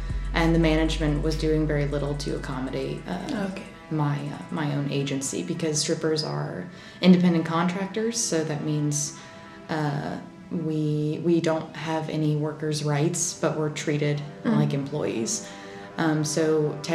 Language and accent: English; North Carolina, United States; moved away; also born or lived in Savannah, Georgia; I'm from North Carolina